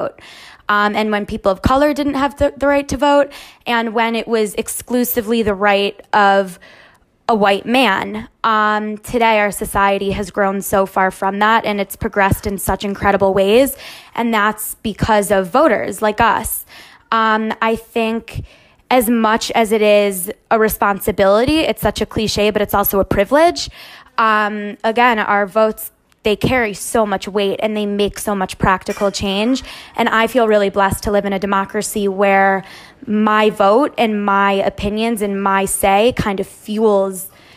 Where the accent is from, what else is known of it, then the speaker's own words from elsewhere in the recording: Cleveland, Ohio, United States; I'm 21 years old and I'm from Cleveland.